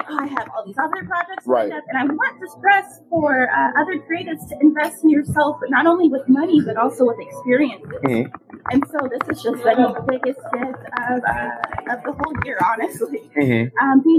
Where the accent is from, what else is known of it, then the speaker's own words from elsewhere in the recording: California, United States; Being in LA, growing up in California, My people are actually from New Orleans.